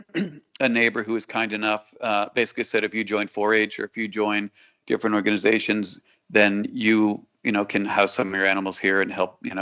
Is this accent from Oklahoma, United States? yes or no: no; Connecticut, United States; now in South Florida, United States; I'm definitely from Connecticut